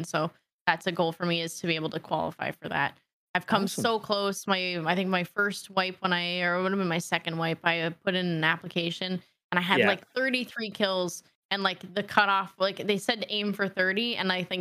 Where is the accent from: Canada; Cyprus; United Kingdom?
Canada; Being Canadian